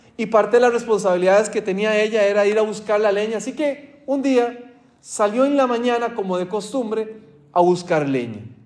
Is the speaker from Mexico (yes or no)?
no; Costa Rica; moved away; mi país, de Costa Rica